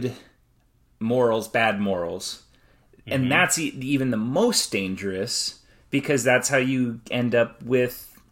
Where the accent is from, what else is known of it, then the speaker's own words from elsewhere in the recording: United States; I may be an American